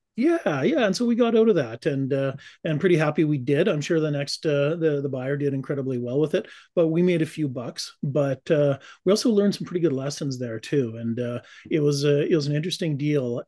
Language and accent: English; Calgary, Alberta, Canada; now in Cranbrook, Canada; I was born and raised in Calgary